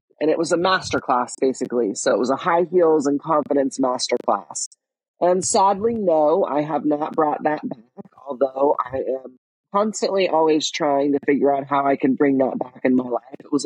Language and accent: English; Texas, United States; I grew up in Texas